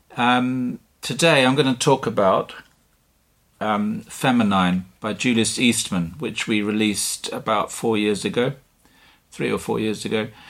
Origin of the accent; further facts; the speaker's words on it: Dover, South East England, United Kingdom; moved away; also born or lived in Dartmoor, Devon / Norfolk / London / Vilnius, Lithuania; I was born in Dartmoor in Devon, and at a very young age, I moved to Dover in Kent, and I grew up on the cliffs, the White Cliffs, above the town